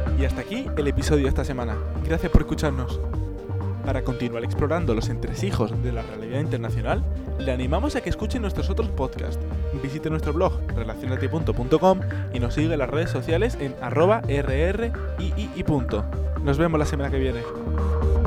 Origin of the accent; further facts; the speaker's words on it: Spain; somos los tres españoles